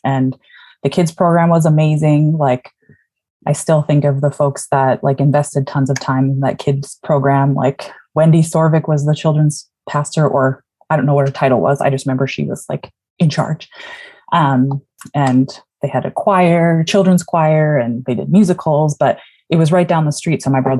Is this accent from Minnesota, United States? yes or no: yes; Twin Cities area, Minnesota, United States; also born or lived in Chicago / Saskatchewan / Alberta; now in Shoreline, United States; I currently live in Shoreline, Washington. I just started as associate pastor at Shoreline Covenant Church, but I grew up in Minnesota and in the Twin Cities area, and I've kind of lived in a lot of different places.